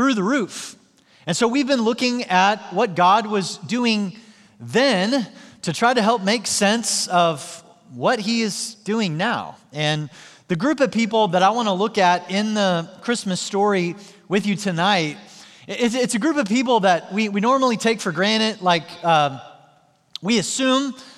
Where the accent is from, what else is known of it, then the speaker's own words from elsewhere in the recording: Joplin, Missouri, United States; my hometown in Joplin, Missouri